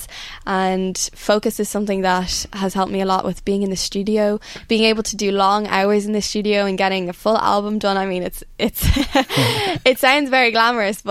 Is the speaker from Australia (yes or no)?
no; Rathcarran, Ireland; growing up in Rathcarn